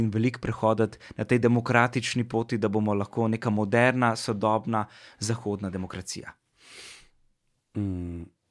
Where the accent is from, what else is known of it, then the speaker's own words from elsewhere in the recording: Slovenia; smo Slovenci